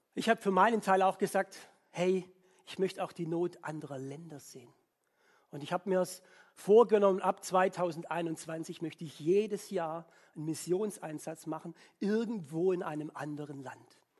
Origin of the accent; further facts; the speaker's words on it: Swabia, Germany; ich als Schwabe